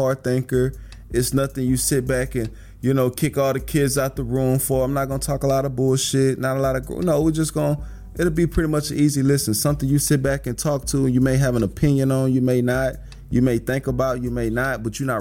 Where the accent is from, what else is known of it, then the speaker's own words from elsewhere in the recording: Houston, Texas, United States; I'm from Houston. I'm 31. I'm black.